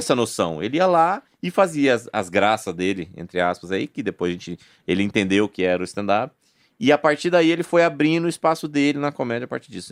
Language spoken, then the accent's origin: Portuguese; Goiânia, Goiás, Brazil; moved away; eu sou daqui